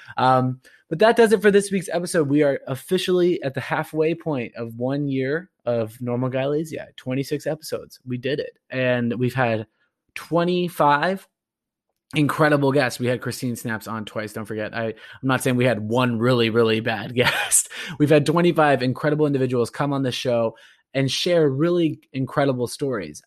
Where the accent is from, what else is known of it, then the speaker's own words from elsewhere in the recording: Orange County, California, United States; I'm originally from Orange County